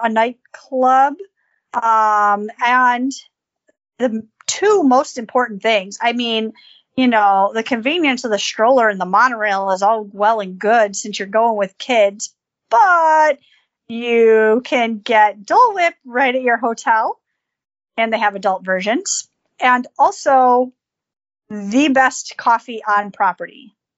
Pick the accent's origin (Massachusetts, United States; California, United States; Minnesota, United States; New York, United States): New York, United States; Buffalo; growing up in Buffalo and and the cold and the snow